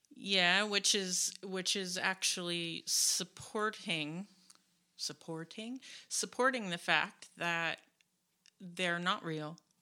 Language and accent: English; United States; I'm an American